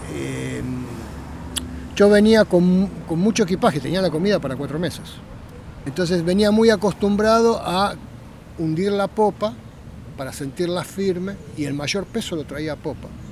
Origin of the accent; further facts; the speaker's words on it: Buenos Aires, Argentina; tengo 60 años, nací en Capital